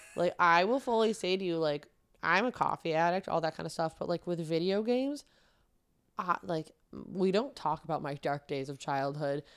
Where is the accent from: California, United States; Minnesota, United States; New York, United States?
New York, United States; Manoa; moved away; I'm from a town called Manoa, New York.